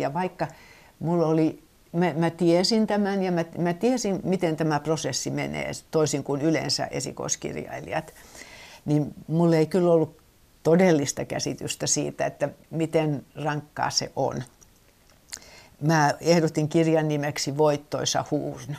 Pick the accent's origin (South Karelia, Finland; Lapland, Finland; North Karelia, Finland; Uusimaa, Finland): Uusimaa, Finland; Helsinki; also born or lived in Syväsalmi; now in Somerniemi, Finland; meillä Helsingissä